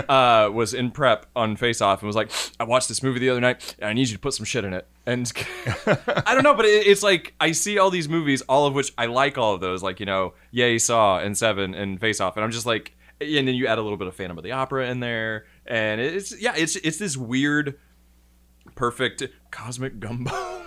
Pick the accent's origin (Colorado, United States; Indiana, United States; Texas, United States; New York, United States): Indiana, United States; we're both from Indiana.